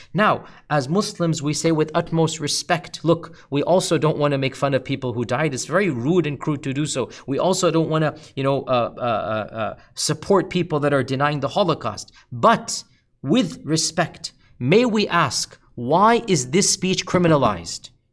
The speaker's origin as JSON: {"language": "English", "country": "United States", "said": "as an American"}